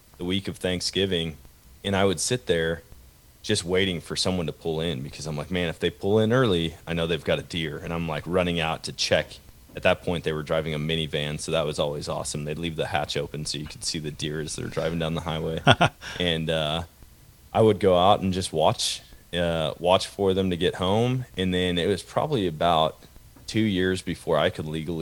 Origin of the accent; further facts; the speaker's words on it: Wisconsin, United States; now in Missouri, United States; I was born and raised in Wisconsin. I live in Missouri now